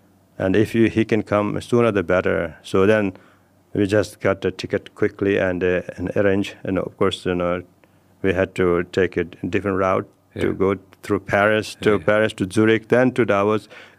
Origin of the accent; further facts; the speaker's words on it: Nepal; Yes, and I come from Himalayas. Yeah. I come from Nepal.